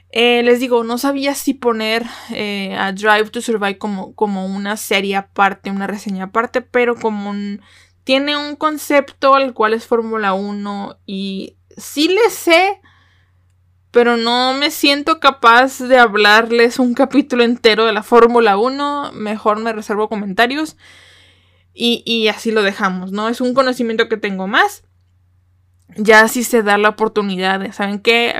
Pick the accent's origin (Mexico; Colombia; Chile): Mexico; como mexicana